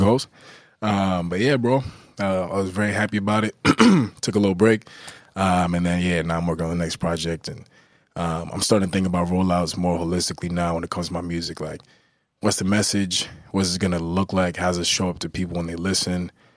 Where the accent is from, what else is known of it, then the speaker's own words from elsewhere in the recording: Newburgh, New York, United States; I'm from Newburgh